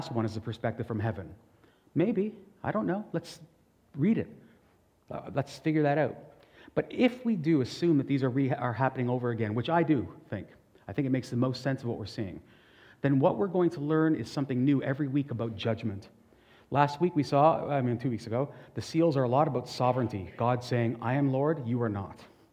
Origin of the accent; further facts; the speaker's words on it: Portugal; And I'm Portuguese